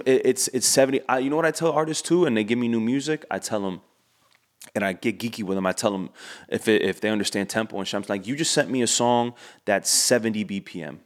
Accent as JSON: {"language": "English", "town": "Miami", "region": "Florida", "country": "United States", "said": "we're from Miami"}